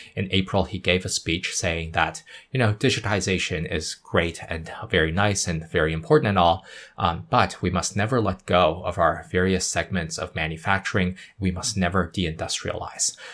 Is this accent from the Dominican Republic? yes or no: no; Yunnan, China; now in Shanghai, China; I was born in Yunnan. Uh, I, I, of course, I have to represent my, uh, provincial cuisine